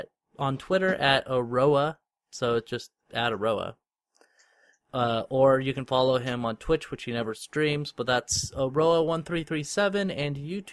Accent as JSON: {"language": "English", "country": "United States", "said": "Because I'm American."}